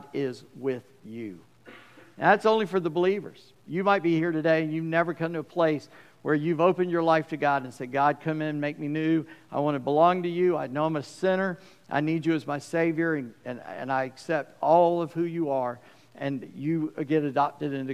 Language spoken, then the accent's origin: English; United States; I grew up near Charleston